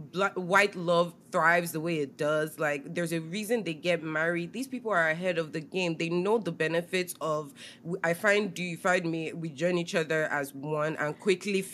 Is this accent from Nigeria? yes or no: yes; Nigeria; moved away; as a Nigerian woman